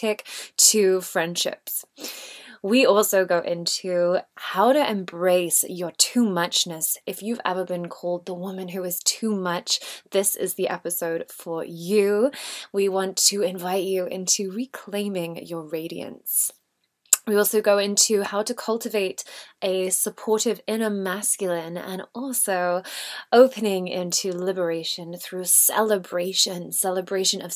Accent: England, United Kingdom; I'm the English version of Kayleen.

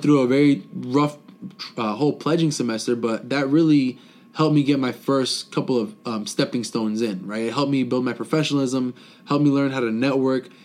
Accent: South Florida, United States; moved away as an adult; I was born and raised in South Florida, the whole Fort Lauderdale, Miami area for 19 years of my life

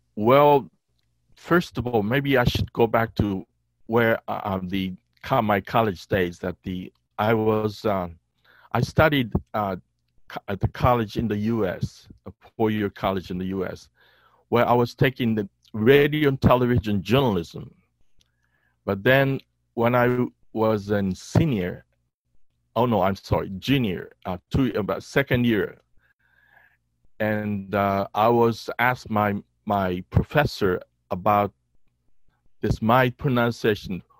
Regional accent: Okinawa, Japan; English is a second language; also born or lived in United States; I was born, raised, born and raised in Okinawa, in southern part of you know, Japan

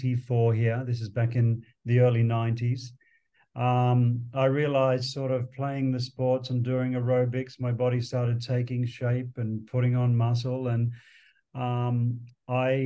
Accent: Sydney, New South Wales, Australia; moved away; growing up in Sydney, in Australia

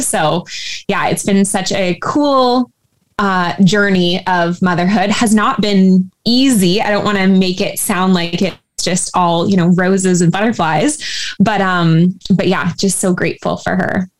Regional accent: Surrey, British Columbia, Canada; I actually grew up in a uh, town of Surrey, which is about an hour away from Vancouver

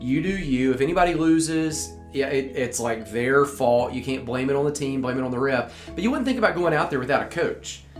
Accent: Center Point, United States; my hometown where I grew up, way over on the other side of town in Centerpoint

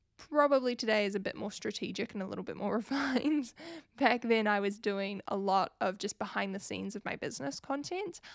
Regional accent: New Zealand; if you couldn't pick up from my accent, I am from New Zealand

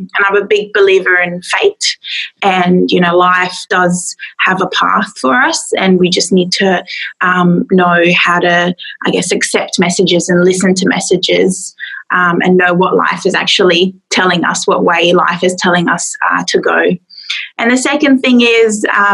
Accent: Adelaide, South Australia, Australia; I'm from Adelaide in South Australia

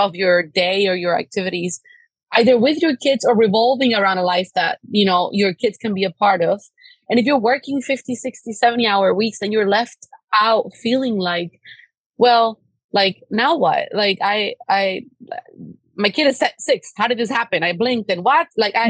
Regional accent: Cuba; now in United States; Like, I come from a very, very, very humble background. My parents, we come from Cuba. We had no human rights. My dad, like, swam across an ocean to give me freedom.

